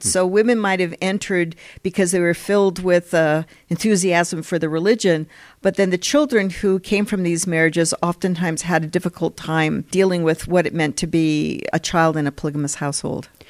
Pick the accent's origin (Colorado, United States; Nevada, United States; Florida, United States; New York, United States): Colorado, United States; moved away as an adult; also born or lived in California / Philadelphia, United States / Heidelberg, Germany; now in Utah, United States; I grew up, I went to junior high and high school in Colorado and elementary school in California